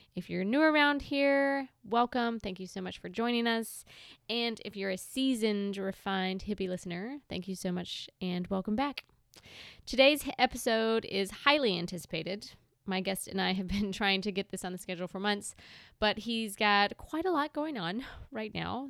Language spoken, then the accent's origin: English; Bennettsville, South Carolina, United States; moved away as an adult; now in Charleston, United States; I am originally from two and a half hours north of here